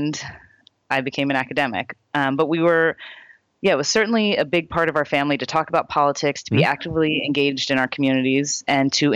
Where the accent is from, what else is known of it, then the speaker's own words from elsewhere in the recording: Philadelphia, Pennsylvania, United States; also born or lived in Madison, New Jersey; When we were growing up in Philadelphia, my sister